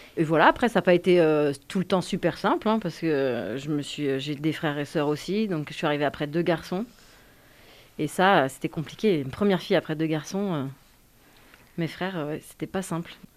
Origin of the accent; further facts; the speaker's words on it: Yvelines, Île-de-France, France; moved away as an adult; also born or lived in Suresnes; je suis née à Suresnes, qui est dans le 92, dans l'île de France